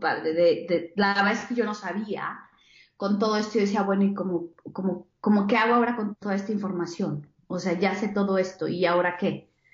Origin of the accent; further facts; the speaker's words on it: Querétaro, Mexico; yo soy de Querétaro, nací en Querétaro, México